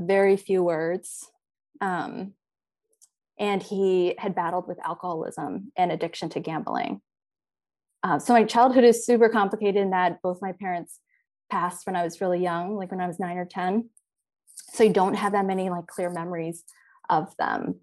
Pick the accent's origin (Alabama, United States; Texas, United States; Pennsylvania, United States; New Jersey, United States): Pennsylvania, United States; Philadelphia; I grew up in Philadelphia